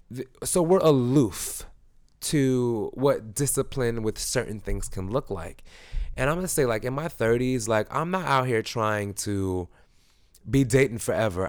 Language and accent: English; Jamaica; I'm Jamaican.